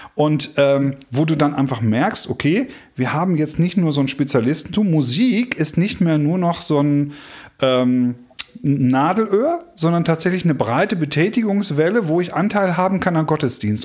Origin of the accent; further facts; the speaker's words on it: North Rhine-Westphalia, Germany; hier bei uns in Ostwestfalen hier mit Tönnies in Gütersloh eine Riesenschlachterei